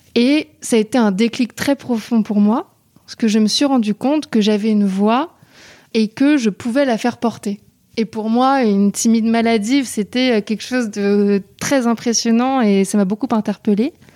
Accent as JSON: {"language": "French", "town": "Paris", "region": "Île-de-France", "country": "France", "said": "je suis originaire de Paris"}